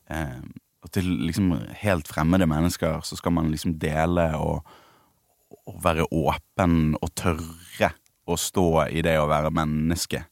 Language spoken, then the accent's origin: Norwegian; Bergen, Vestland, Norway; Jeg er fra Bergen. Ja. Det er vanskelig å skjule